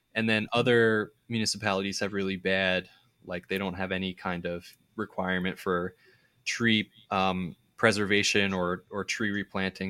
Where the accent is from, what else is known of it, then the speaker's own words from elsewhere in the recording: suburbs of Philadelphia, Pennsylvania, United States; my hometown in the suburbs